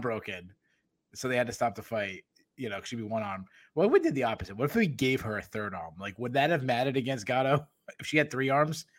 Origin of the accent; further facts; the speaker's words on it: New England, United States; accent: New England; my New England accent